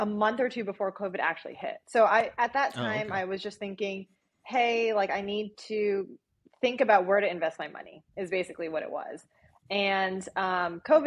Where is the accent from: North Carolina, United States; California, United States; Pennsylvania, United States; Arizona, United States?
Arizona, United States; Phoenix; moved away; also born or lived in Chicago; I'm from Phoenix